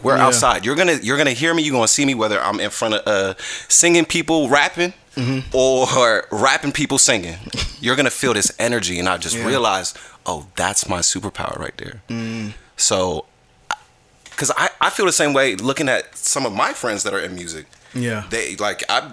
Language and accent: English; New Jersey, United States; now in Atlanta, United States; I'm originally from New Jersey